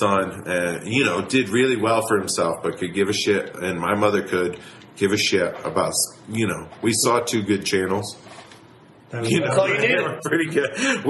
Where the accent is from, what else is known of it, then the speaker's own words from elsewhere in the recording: New Hampshire, United States; I'm from New Hampshire.